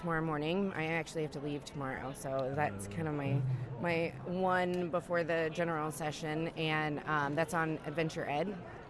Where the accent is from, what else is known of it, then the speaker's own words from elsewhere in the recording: British Columbia, Canada; I'm from Canada